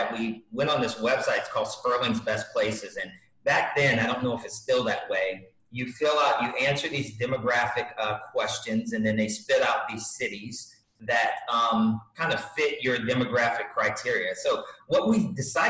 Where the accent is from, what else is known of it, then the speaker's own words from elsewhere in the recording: New York, United States; moved away; also born or lived in Hawaii / Virginia / Galveston, Texas; I'm from New York originally